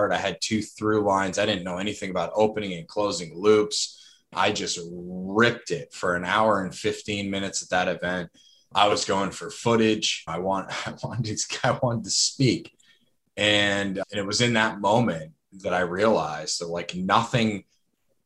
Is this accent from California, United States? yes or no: no; Lebanon, New Hampshire, United States; my hometown of Lebanon, New Hampshire